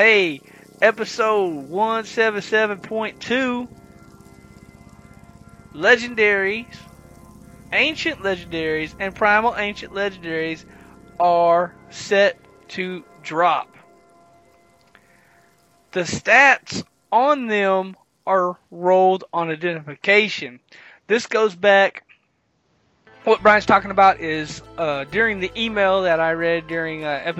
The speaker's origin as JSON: {"language": "English", "region": "the South", "country": "United States", "said": "I'm from the South"}